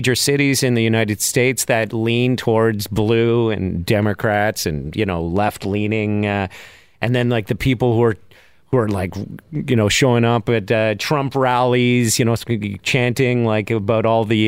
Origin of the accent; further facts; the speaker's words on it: Canada; I'm Canadian